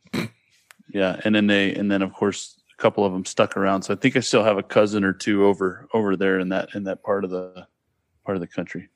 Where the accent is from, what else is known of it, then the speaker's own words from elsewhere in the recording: Sacramento, California, United States; now in Hawaii, United States; I grew, I grew up in Sacramento. And, but, you know, born and raised basically in that whole area.